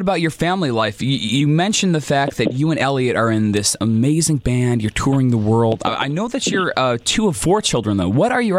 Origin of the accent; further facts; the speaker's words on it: Santa Barbara, California, United States; I was born and raised in Santa Barbara